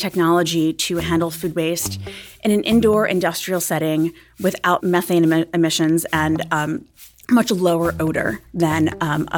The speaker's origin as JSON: {"language": "English", "town": "New York City", "region": "New York", "country": "United States", "tie": "born or raised there", "said": "I grew up in Staten Island near the biggest landfill in the world that could be seen from space"}